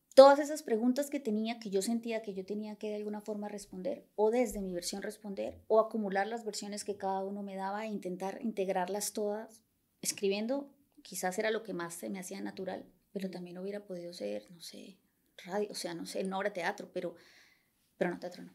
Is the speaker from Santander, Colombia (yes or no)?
yes; Bucaramanga, Santander, Colombia; moved away as an adult; also born or lived in Bogotá, Colombia; now in Barcelona, Spain; en Colombia soy de Bucaramanga